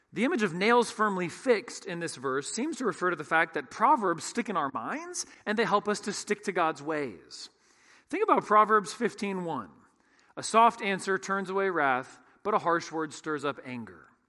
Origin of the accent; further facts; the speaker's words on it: San Francisco Bay Area, California, United States; When I was in the sixth grade, growing up in the San Francisco Bay Area